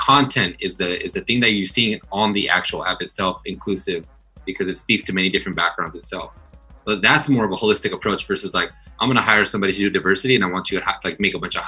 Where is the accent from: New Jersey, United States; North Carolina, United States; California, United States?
California, United States; Los Angeles; I'm from Los Angeles, I'm Latino, I'm very Mexican.